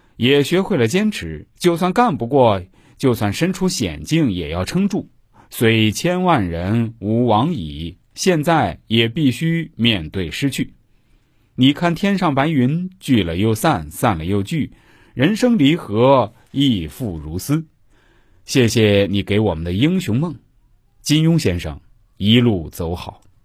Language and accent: Chinese; China; 我们中国人